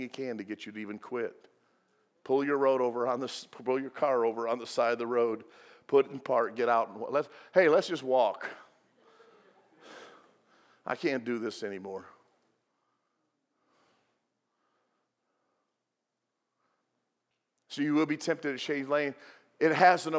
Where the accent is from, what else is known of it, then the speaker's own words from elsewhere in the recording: Illinois, United States; moved away; I'm from Illinois. I learned how to drive on the Dan Ryan